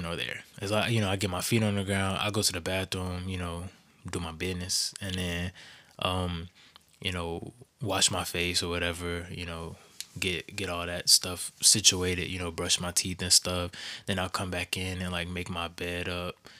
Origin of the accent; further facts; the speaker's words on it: the South, United States; I grew up in the South